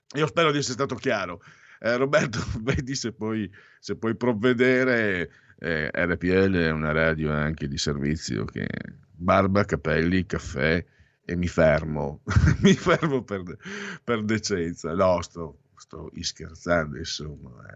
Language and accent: Italian; Friuli-Veneto area, Friuli-Venezia Giulia, Italy; accent: Friulian-Venetian; le monate come si dice in gergo friulveneto